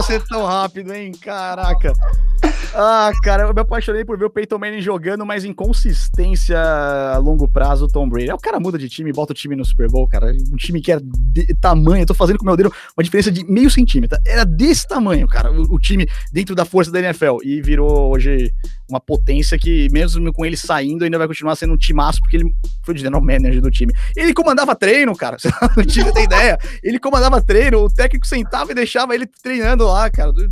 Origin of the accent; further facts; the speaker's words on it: São Paulo, Brazil; como um bom paulista, eu tenho que falar bolacha